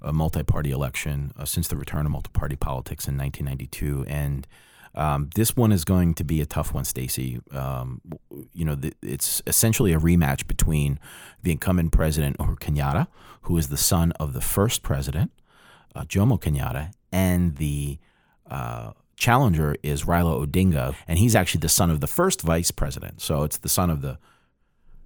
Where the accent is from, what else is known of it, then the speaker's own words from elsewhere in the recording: New Jersey, United States; I am from New Jersey